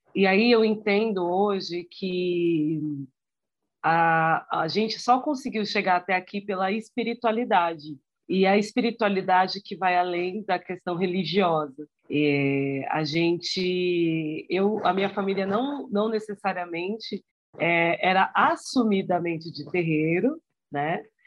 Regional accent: São Paulo, Brazil; eu sou aqui de São Paulo, do Campo Limpo

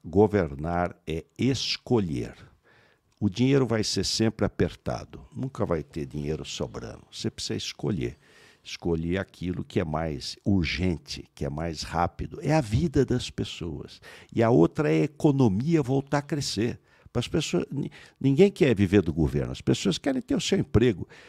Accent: Pindamonhangaba, São Paulo, Brazil; Eu nasci numa Santa Casa em Pindamonhangaba

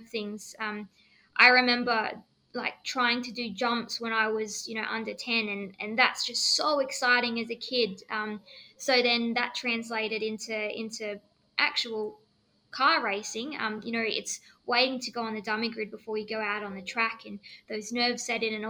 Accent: Kalgoorlie, Western Australia, Australia; moved away; also born or lived in Perth; I grew up in Kalgoorlie, which is a small country town, which is a goldfields

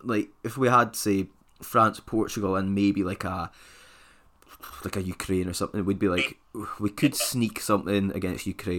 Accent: Scotland, United Kingdom; being Scottish

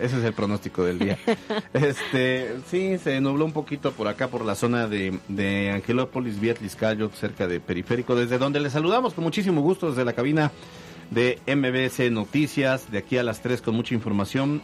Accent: Alchichica, Puebla, Mexico; Alchichica, mi pueblo. Es más, yo no soy de Alchichica, Alchichica es mío.

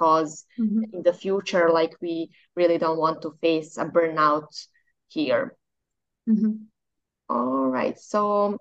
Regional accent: Bosnia & Herzegovina; I am from Bosnia.

